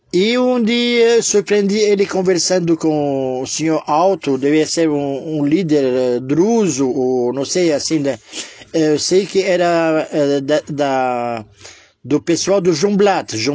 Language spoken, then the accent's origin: Portuguese; Israel; Sou de Israel que não podia falar alto, tudo cochichado